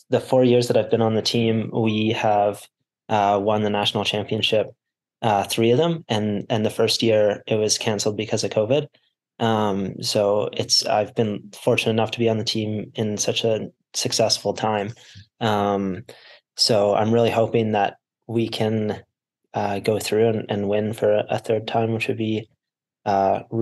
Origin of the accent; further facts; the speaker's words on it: Canmore, Alberta, Canada; moved away as an adult; now in Utah, United States; I grew up in Canada, in the small town, Canmore in the Rocky Mountains